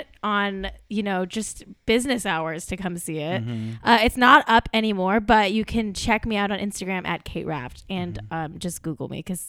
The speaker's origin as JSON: {"language": "English", "town": "Manhattan Beach", "region": "California", "country": "United States", "tie": "born or raised there", "said": "my hometown of Manhattan Beach, probably in a condo on the street where my mom's condo is."}